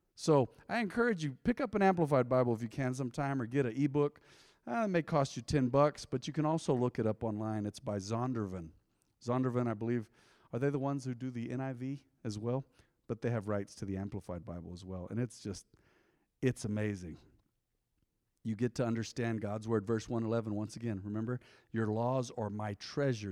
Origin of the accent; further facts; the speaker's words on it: Española, New Mexico, United States; I was born in Española